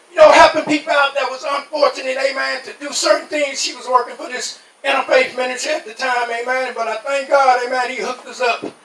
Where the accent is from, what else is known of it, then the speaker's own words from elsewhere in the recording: New York, United States; now in Talladega, United States; I was raised in New York, amen. But I was born here in Talladega. Amen. Over there in Nebo, amen. And I thank God, amen. Left, left here at the age of nine, amen.